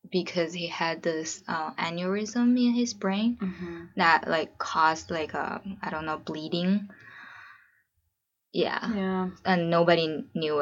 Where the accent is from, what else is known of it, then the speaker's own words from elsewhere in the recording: China; also born or lived in San Francisco, United States; now in Portland, United States; I'm from China originally. I'm living in Portland right now with my husband.